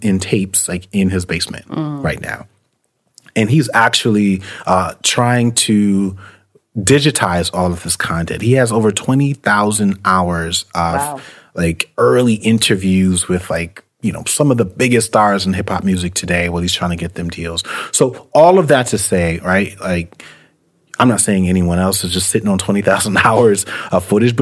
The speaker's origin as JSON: {"language": "English", "town": "New York City", "region": "New York", "country": "United States", "tie": "born or raised there", "said": "when I was growing up in New York City"}